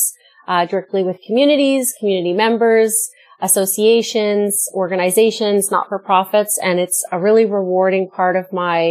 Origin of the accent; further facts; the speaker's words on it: Vancouver, British Columbia, Canada; I grew up in Metro Vancouver, and so I was raised